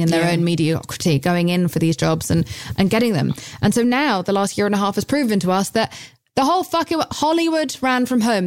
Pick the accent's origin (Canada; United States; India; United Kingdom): United Kingdom; I'm British.